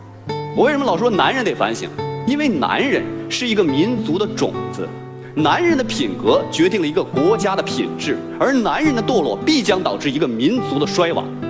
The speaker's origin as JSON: {"language": "Chinese", "region": "Northeast China", "country": "China", "accent": "Northeastern", "said": "用我们东北话说就是嘚瑟。"}